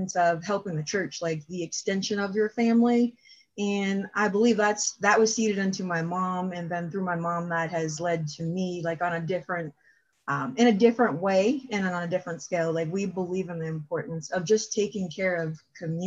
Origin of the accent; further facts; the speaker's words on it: Erie, Pennsylvania, United States; I am from Erie. I've been here my whole life